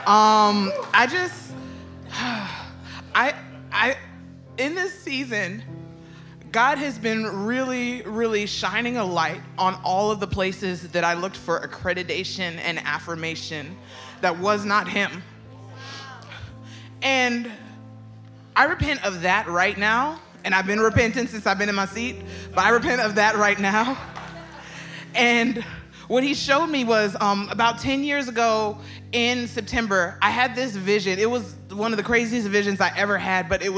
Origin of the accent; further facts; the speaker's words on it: Los Angeles, California, United States; I'm from LA. I'm from South Central LA.